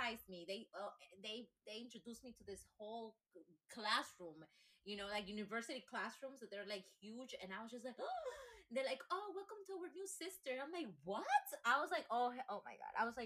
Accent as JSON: {"language": "English", "country": "Ecuador", "tie": "born or raised there", "second_language": "English", "moved": "as an adult", "lives_now": "United States", "said": "I was baptized Catholic in Ecuador because I grew up in Ecuador"}